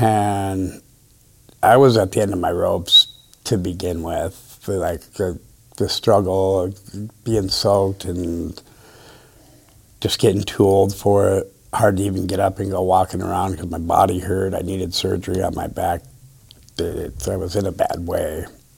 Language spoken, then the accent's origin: English; Midwest, United States; now in Grants Pass, United States; technically, Grants Pass isn't even my hometown. I'm from the Midwest.